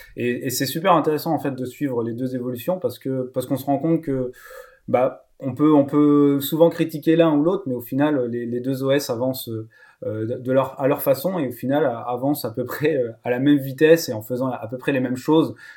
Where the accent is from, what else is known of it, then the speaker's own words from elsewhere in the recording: Lower Normandy, France; moved away; also born or lived in Rennes; donc je suis né en Normandie, en basse Normandie, mais maintenant réunifié Normandie.